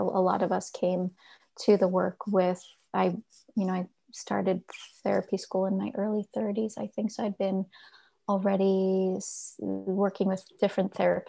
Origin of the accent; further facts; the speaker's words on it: Carteret, New Jersey, United States; I grew up exit 12, New Jersey, a small town called Carteret, and was about half an hour outside of New York City